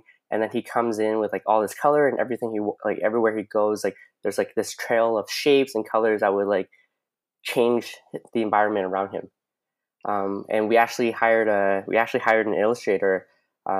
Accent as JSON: {"language": "English", "town": "London", "region": "Ontario", "country": "Canada", "said": "I'm originally I'm from London, Ontario"}